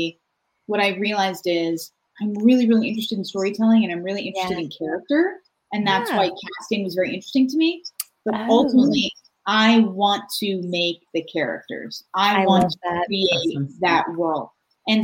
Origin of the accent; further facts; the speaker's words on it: Acton, Massachusetts, United States; moved away as an adult; now in California, United States; I am from Acton, Massachusetts.